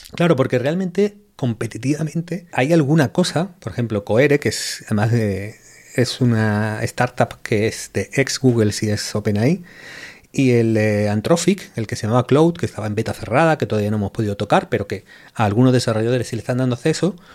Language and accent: Spanish; Málaga, Andalusia, Spain; también un poco del Málaga, porque es mi ciudad